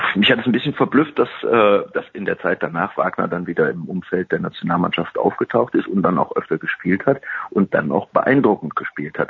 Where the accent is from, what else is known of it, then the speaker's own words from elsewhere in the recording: Cologne, North Rhine-Westphalia, Germany; Ich komme aus Köln, ich bin in Köln geboren, Kölner